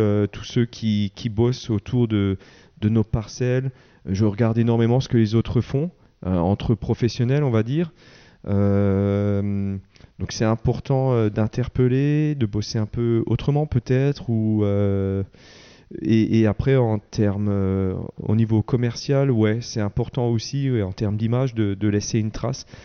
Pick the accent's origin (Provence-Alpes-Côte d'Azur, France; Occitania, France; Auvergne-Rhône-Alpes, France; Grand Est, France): Grand Est, France; Wettolsheim; je suis de Veto